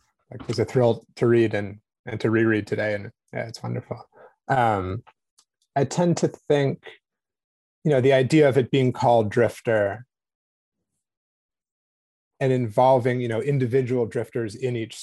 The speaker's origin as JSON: {"language": "English", "region": "East Coast", "country": "United States", "tie": "born or raised there", "said": "I'm from the East Coast."}